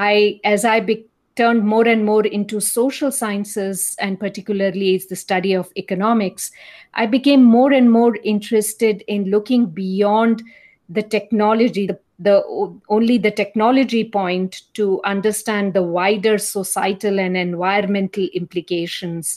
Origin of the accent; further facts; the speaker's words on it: India; now in United States; as you can probably make out from my accent, I'm from India